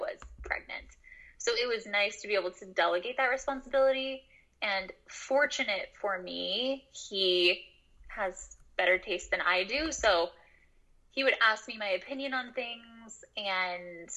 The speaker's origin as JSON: {"language": "English", "town": "Portland", "region": "Oregon", "country": "United States", "tie": "born or raised there", "moved": "as an adult", "lives_now": "Utah, United States", "said": "I grew up in Portland, Oregon"}